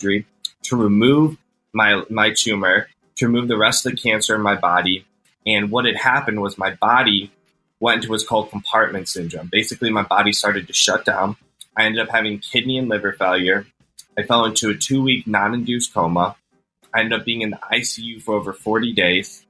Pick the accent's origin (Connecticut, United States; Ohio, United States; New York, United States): Ohio, United States; Cleveland; I'm from Cleveland, Ohio, and the clinic is, you know, one of the top hospitals in the country. So I was very lucky to have that on my doorstep